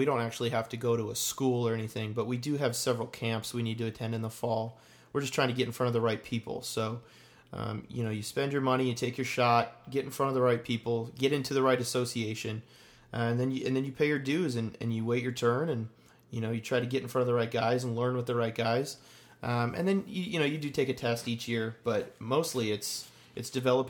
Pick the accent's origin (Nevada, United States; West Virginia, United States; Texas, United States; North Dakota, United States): North Dakota, United States; Minot; moved away as an adult; now in Nashville, United States; Grew up in Minot, North Dakota. Went to high school at Minot High.